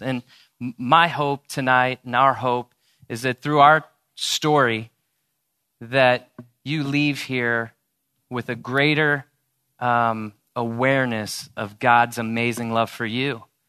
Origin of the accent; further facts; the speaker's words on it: St. Louis, Missouri, United States; moved away as an adult; also born or lived in Columbia, Missouri; now in Dallas, United States; I grew up in Saint Louis, Missouri.